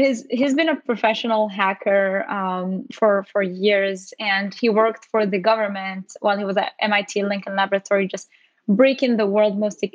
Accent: Morocco; moved away as an adult; now in United States

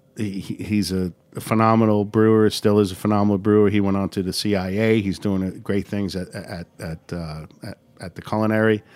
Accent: New York City, New York, United States; I'm from Bayside

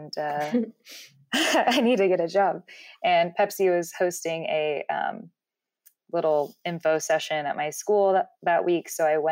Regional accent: Dallas, Texas, United States; moved away as an adult; also born or lived in Colorado; I started my own little, business growing up in Dallas, when I was in high school

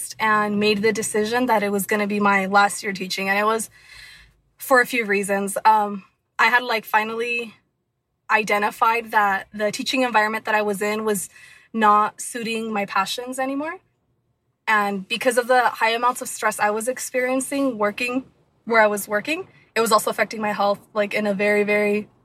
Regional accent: Anaheim, California, United States; I was born and raised in Anaheim, California, in Orange County

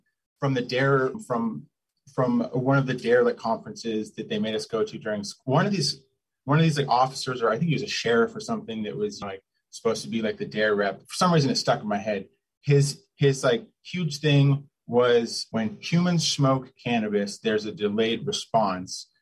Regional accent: the Northwest, Pacific Northwest, United States; growing up in the Northwest

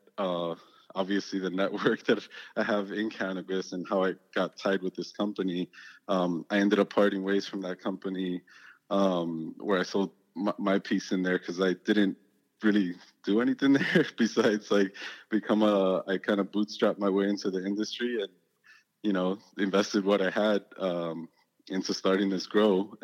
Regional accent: Hialeah, Florida, United States; moved away as an adult; also born or lived in Miami; I came from Hialeah. I grew up there.

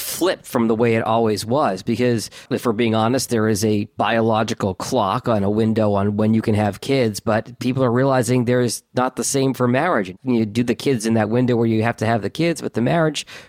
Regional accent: Boston, Massachusetts, United States; now in Detroit, United States; I grew up in Boston, but I live in Detroit now. So my Detroit bias is going to come out here.

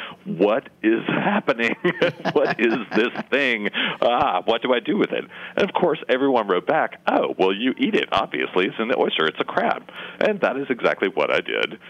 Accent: East Tennessee, United States; moved away as an adult; also born or lived in Pennsylvania / Birmingham, Alabama; now in Charleston, United States; I was raised in East Tennessee, so I'm a mountain. I'm borderline hillbilly

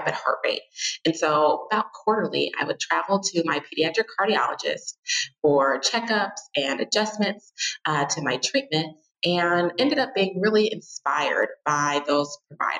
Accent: Naperville, Illinois, United States; my hometown of Naperville

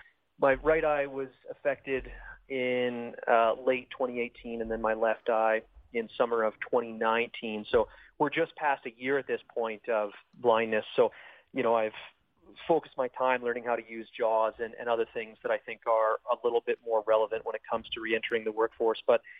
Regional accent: Southern Alberta, Canada; now in Invermere, Canada; I'm Canadian. Cool. Okay. I'm originally from Southern Alberta.

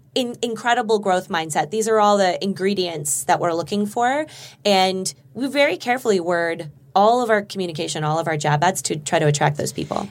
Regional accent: Burbank, California, United States; I grew up in Burbank

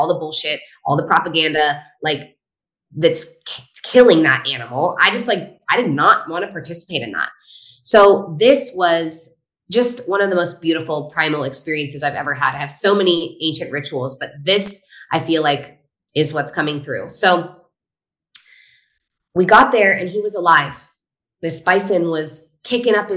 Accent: Northern California, United States; So I grew up in a hunting family. I'm from Northern California

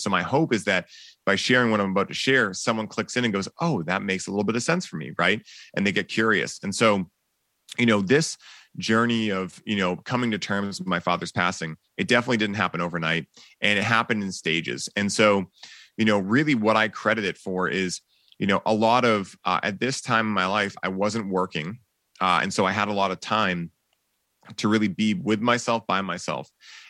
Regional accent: Boston, Massachusetts, United States; people are like, yeah, you're from California, right? I'm like, nope. Born and raised in Boston.

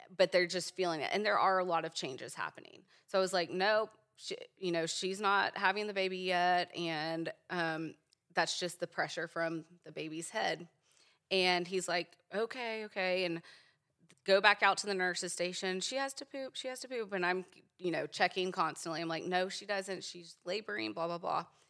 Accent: Virginia, United States; also born or lived in Richmond, Virginia / Leesburg, Virginia; now in Edmond, Oklahoma, United States; I grew up in Virginia

